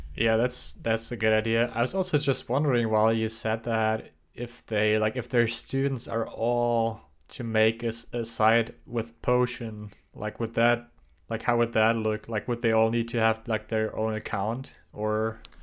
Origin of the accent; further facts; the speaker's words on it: Germany; moved away; growing up in Germany